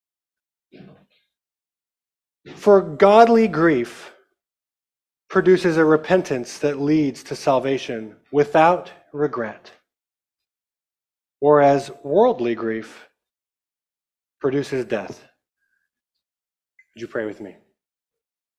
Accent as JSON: {"language": "English", "town": "Amarillo", "region": "Texas", "country": "United States", "tie": "born or raised there", "said": "I am from Amarillo, Texas. I'm very proud of the fact that I'm from Texas."}